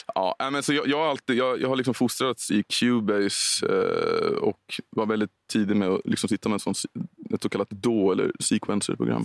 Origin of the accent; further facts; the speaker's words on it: Storvreta, Uppsala County, Sweden; jobbade jag en sommar på Konsum i Storvreta där jag växte upp